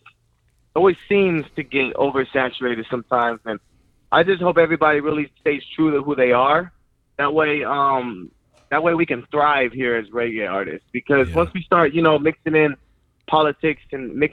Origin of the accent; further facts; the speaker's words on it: Long Beach, California, United States; I'm from Long Beach, California